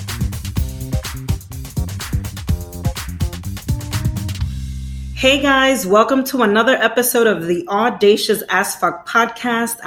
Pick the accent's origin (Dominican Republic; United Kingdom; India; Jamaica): Dominican Republic; now in New York, United States; I'm in New York, but I hate winter because I'm originally from Dominican Republic